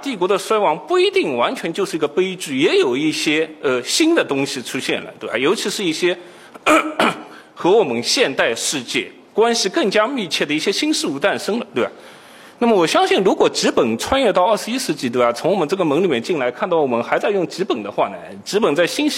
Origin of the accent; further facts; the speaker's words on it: Shanghai, China; 我也是上海人，